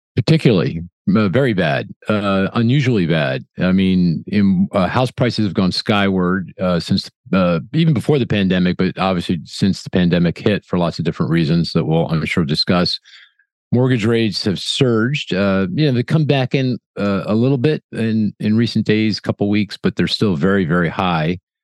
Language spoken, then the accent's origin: English; Philadelphia, Pennsylvania, United States; my hometown of Philly